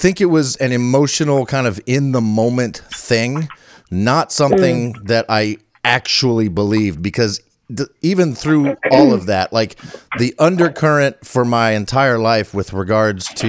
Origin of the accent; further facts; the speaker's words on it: Northern Virginia, United States; I grew up in Northern Virginia